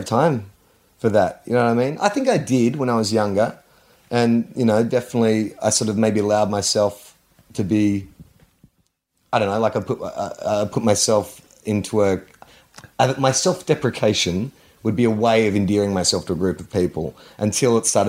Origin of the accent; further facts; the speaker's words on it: Melbourne, Victoria, Australia; I said, Brighton.